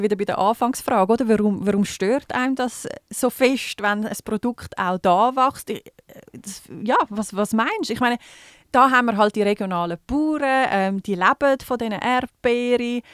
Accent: Switzerland; bei uns in der Schweiz

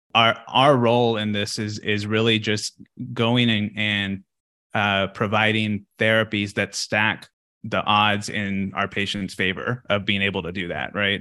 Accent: Texas, United States; moved away; I'm from Texas, so we we have a like a, a ranch uh, back at home

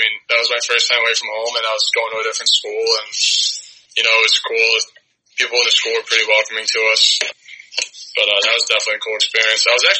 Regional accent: Nutley, New Jersey, United States; Yeah, so I'm from New Jersey. I'm from Nutley, New Jersey. It's like right outside New York City.

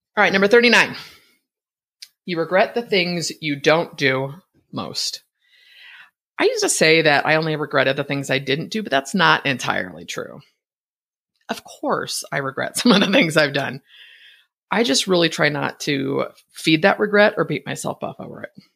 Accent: Bay Area, California, United States; moved away as an adult; now in Boise, United States; Born and raised in the Bay Area, I spent my entire adult life in Northern California.

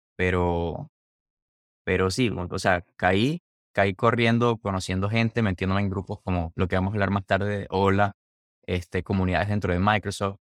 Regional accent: Maracaibo, Zulia, Venezuela; also born or lived in Orlando, Florida; now in Seattle, United States; mi ciudad

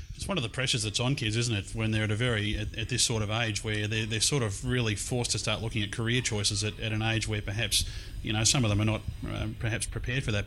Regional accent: Melbourne, Victoria, Australia; here in uh, Melbourne's East in Glen Waverley. It's uh, a little bit strange sitting in this place. It's about 23 years, I think, since I've been here last. Uh, because it's my former high school.

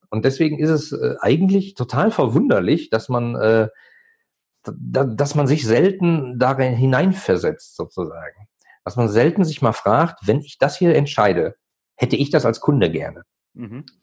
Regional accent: North Rhine-Westphalia, Germany; äh, ich komme aus dem Ruhrgebiet, da gab es halt die Buden oder die Bütchen.

